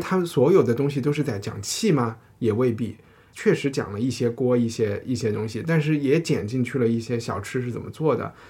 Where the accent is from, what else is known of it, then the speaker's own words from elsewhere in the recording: Chengdu, Sichuan, China; moved away; 我回成都